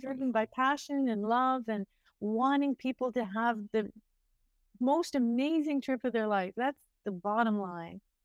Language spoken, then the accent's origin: English; Ontario, Canada; now in India; I'm from Ontario, uh, Canada